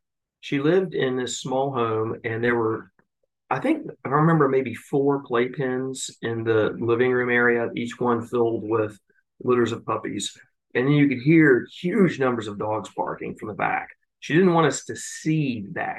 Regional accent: Tennessee, United States; I grew up in Tennessee in the 80s

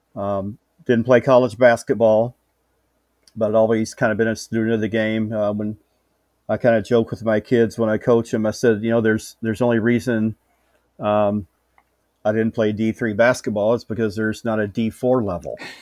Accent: Houston, Texas, United States; moved away as an adult; also born or lived in Northwest Iowa; now in Iowa, United States; I'm a Houston native, uh, sixty-one years old. Uh, born and raised in Houston, uh, thirty-three years.

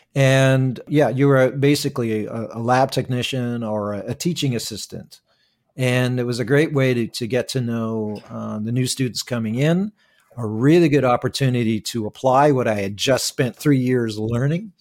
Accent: Toronto, Ontario, Canada; I'm originally from, uh, uh, Scarborough, Ontario. I was born and raised in Toronto. I still live and work here.

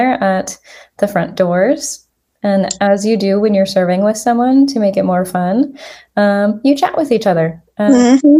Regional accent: Spokane, Washington, United States; I was born and raised in Spokane

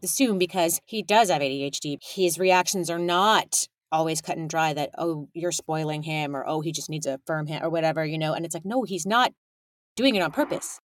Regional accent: California, United States; I was raised in California by a big old messy immigrant family

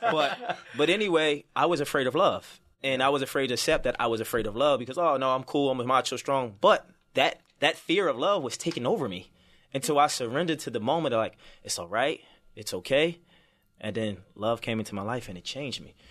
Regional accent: Baltimore, Maryland, United States; I'm from Baltimore City, so I grew up, it was tough

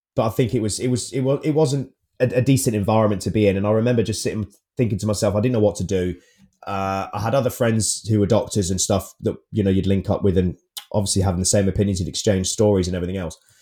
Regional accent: United Kingdom; being British

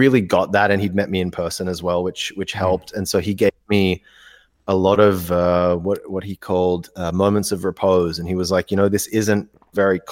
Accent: India; moved away; I grew up in India.

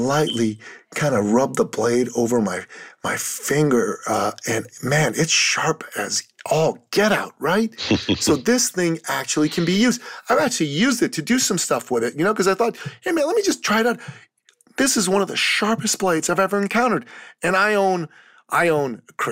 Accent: Canada; I'm from Canada

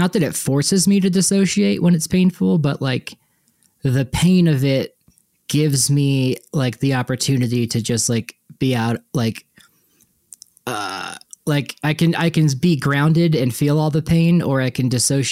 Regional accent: Nashville, Tennessee, United States; moved away; also born or lived in New York / Fort Collins / Wyoming; growing up in Nashville

